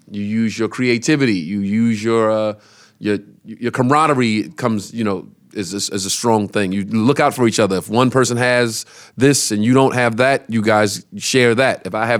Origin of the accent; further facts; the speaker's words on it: Brooklyn, New York, United States; We grew up on Decatur Street in Brooklyn.